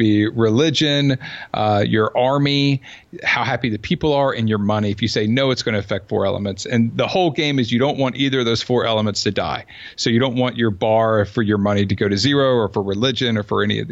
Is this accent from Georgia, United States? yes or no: yes; Georgia, United States; also born or lived in Southern California / Sarasota, Florida; now in Silicon Valley, United States; I'm from Georgia